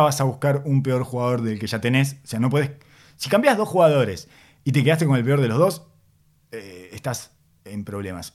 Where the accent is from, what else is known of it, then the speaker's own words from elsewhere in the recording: Uruguay; accent: Uruguayan; first language Spanish (Uruguayan); tengo demasiado metido adentro el uruguayo, mi lengua materna